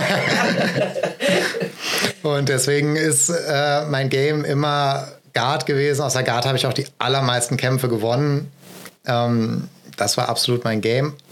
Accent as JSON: {"language": "German", "town": "Essen", "region": "North Rhine-Westphalia", "country": "Germany", "also_born_or_lived": "Marburg", "lives_now": "Düsseldorf, Germany", "said": "ich bin ursprünglich aus Essen, aus dem schönen Ruhrgebiet und jetzt arbeite und trainiere ich hier in Düsseldorf"}